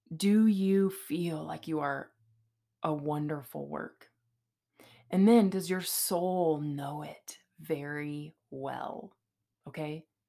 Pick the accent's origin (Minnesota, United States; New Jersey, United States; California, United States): California, United States; now in Boise, United States; I'm from California